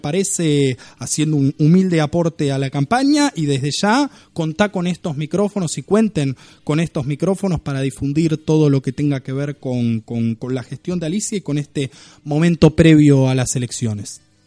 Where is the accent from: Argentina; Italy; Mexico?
Argentina; Buenos Aires Province; los que somos bonaerenses